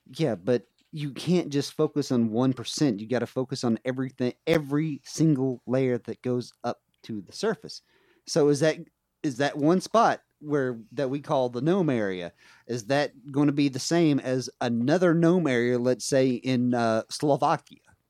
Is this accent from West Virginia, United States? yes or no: yes; West Virginia, United States; where I grew up in West Virginia